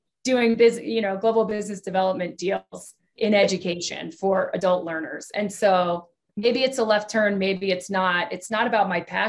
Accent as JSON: {"language": "English", "region": "Texas", "country": "United States", "tie": "born or raised there", "said": "I was born in Texas"}